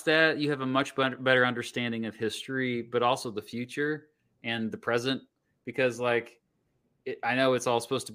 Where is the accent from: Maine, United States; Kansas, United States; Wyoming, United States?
Kansas, United States; Wichita; I grew up just outside of Wichita.